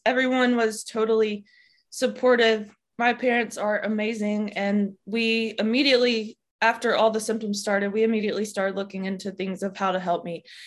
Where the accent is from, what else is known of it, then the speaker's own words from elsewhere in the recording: Alabama, United States; I grew up in Alabama and I still live in Alabama.